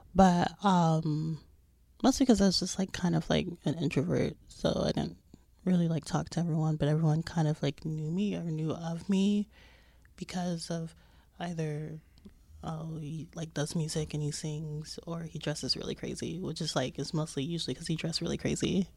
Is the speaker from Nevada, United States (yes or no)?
yes; Las Vegas, Nevada, United States; moved away as an adult; now in New York, United States; growing up in Vegas